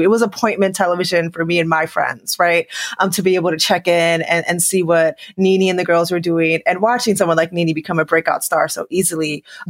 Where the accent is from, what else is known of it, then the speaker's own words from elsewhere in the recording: New York City, New York, United States; New York was close to my heart just because, you know, I grew up in New York City.